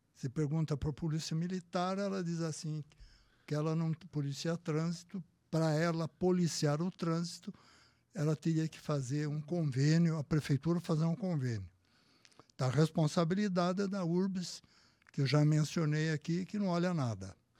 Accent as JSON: {"language": "Portuguese", "country": "Brazil", "said": "que sou brasileiro"}